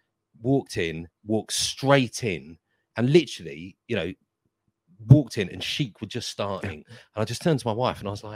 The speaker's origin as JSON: {"language": "English", "town": "Haywards Heath", "region": "South East England", "country": "United Kingdom", "tie": "born or raised there", "moved": "yes", "said": "my hometown, Haberteeth, is just literally down the road from Crawley."}